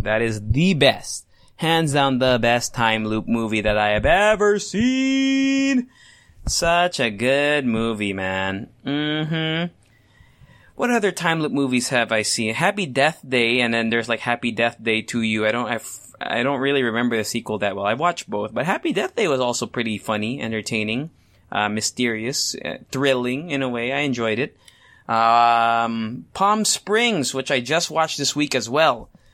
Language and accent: English; Philippines; I'm Asian, I am Filipino